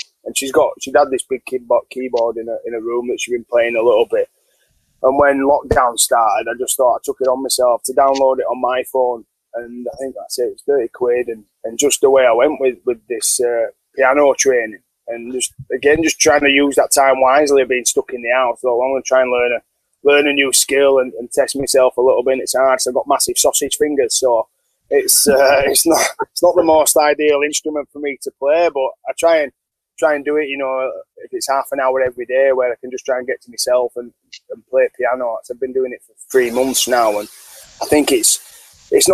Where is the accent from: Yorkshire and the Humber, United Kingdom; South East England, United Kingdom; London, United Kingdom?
Yorkshire and the Humber, United Kingdom; now in South of England; I'm a Yorkshireman